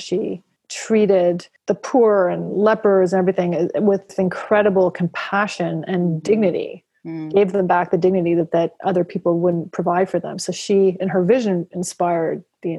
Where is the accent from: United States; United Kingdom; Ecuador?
United Kingdom; oh, it's okay, I'm a British white guy, but I can participate in Buddhism